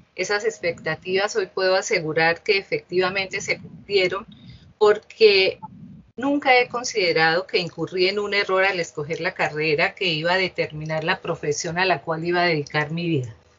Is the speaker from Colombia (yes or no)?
yes; Bucaramanga, Santander, Colombia; yo nací en esta ciudad, en Bucaramanga